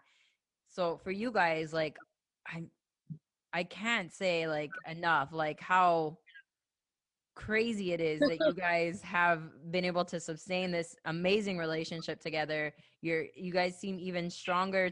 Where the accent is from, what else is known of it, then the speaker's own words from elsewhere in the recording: United States; I'm American.